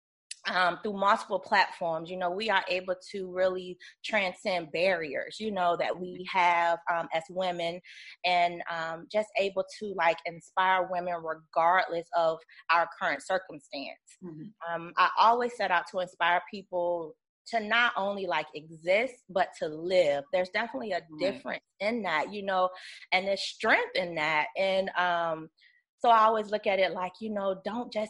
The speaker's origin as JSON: {"language": "English", "region": "Virginia", "country": "United States", "said": "I'm originally from Virginia"}